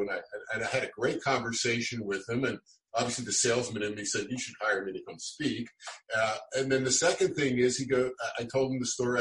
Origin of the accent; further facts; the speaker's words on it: Philadelphia, Pennsylvania, United States; moved away; also born or lived in Poway, California; where I grew up in South Philadelphia